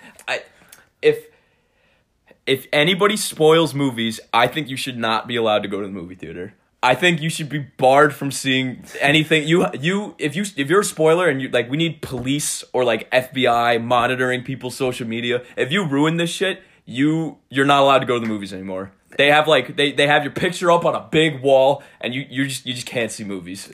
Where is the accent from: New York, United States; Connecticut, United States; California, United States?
New York, United States; Cold Spring; I'm from Cold Spring. It's, uh, it's a very small town.